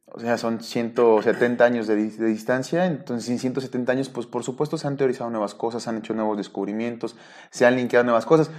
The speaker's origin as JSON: {"language": "Spanish", "region": "Nayarit", "country": "Mexico", "tie": "born or raised there", "said": "En mi pueblo, ahí en, en, Nayarit"}